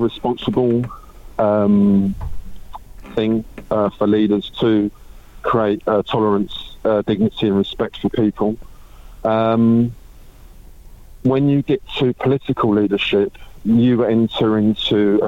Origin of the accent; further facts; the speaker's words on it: United Kingdom; I'm British